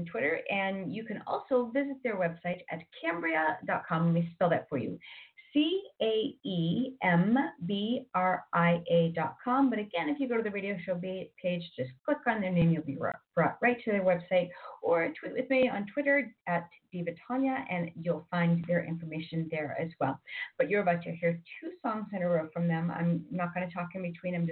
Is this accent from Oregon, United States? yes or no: no; Boston, Massachusetts, United States; accent: Boston; moved away as an adult; also born or lived in Ontario, California; now in California, United States; I grew up in Boston. I lived in Boston most of my life